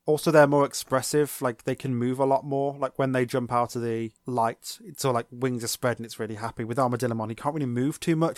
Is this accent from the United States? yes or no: no; United Kingdom; we're British